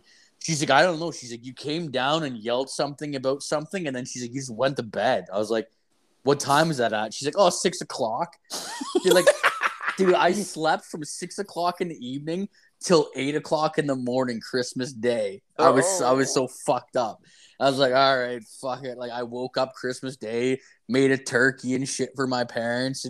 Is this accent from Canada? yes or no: yes; Ontario, Canada; there's no heroin addicts in my hometown